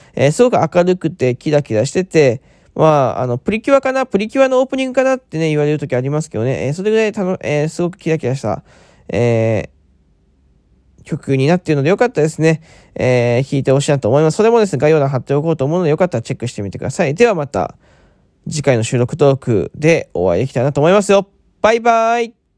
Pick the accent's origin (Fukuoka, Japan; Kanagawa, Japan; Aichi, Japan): Fukuoka, Japan; also born or lived in Chiba Prefecture; now in Chiba, Japan; 出身地は福岡県ですね。え今住んでるところは千葉県でございます。